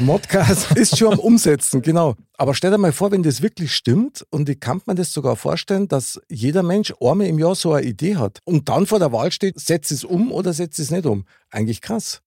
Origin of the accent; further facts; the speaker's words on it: Munich, Bavaria, Germany; ich bin ja in der Nähe von der Wiesen aufgewachsen